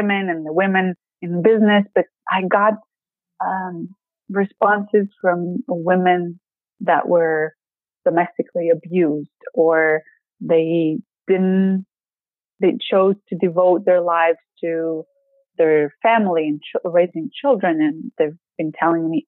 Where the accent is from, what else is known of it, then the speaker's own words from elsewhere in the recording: Greece; English is a second language; moved away as an adult; now in Maryland, United States; I'm coming from Greece